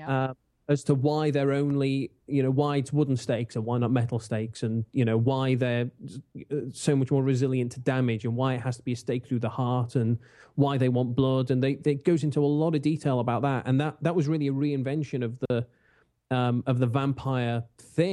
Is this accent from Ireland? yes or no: no; England, United Kingdom; I'm English.